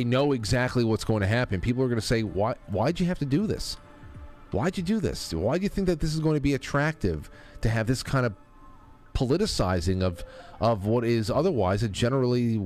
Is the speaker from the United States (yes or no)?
yes; New York, United States; New York, my hometown over here